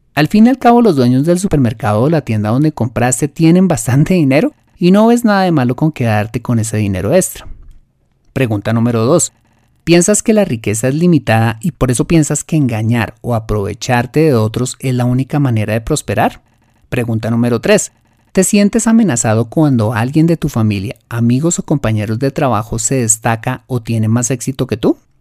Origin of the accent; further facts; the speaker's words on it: Colombia; lo que llamamos en mi país la cultura del más vivo